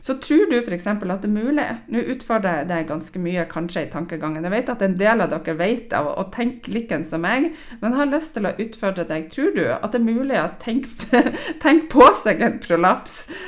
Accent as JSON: {"language": "Norwegian", "town": "Stamsund", "region": "Nordland", "country": "Norway", "moved": "yes", "lives_now": "Trondheim, Norway", "said": "Jeg har jo trena på A-gruppa i, eh, i Stamsund i Lofoten, der jeg er fra. Jeg bor jo nå i Trondheim."}